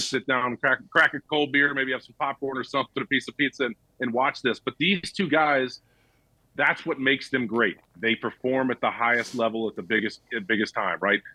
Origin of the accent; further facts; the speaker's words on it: Marietta, Georgia, United States; moved away; also born or lived in Chicago; I grew up in Marietta, Georgia